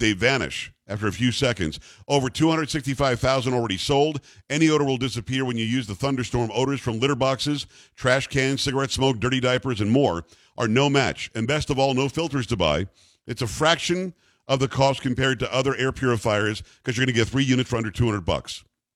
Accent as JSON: {"language": "English", "town": "New York City", "region": "New York", "country": "United States", "said": "I'm from Metro New York"}